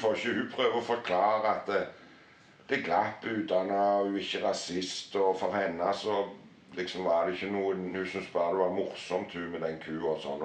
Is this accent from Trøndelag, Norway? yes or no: no; Harstad, Troms, Norway; jeg er liksom fra, fra Nord-Norge. Harstad